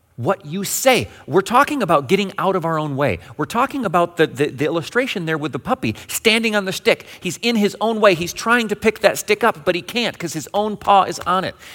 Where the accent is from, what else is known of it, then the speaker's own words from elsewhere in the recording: Western Michigan, United States; Growing up in Western Michigan, we have multiple denominational headquarters